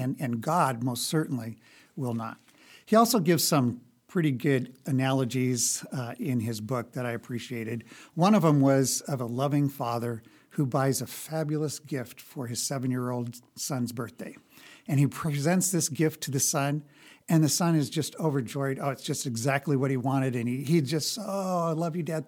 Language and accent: English; Lincoln, Nebraska, United States; I grew up here in Lincoln